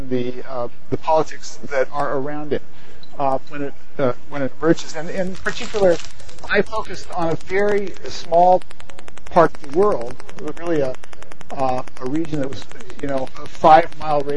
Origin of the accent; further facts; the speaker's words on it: Palo Alto, California, United States; I also grew up in Palo Alto